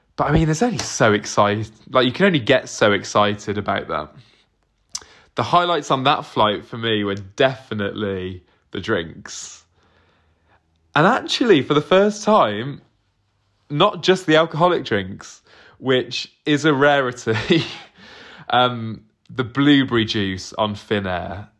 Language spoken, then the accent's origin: English; Southampton, South East England, United Kingdom; I'm not from London. I'm from Southampton, but near enough